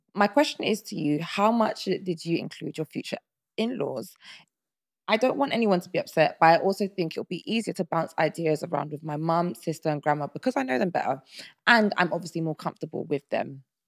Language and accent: English; Nigeria; I'm Nigerian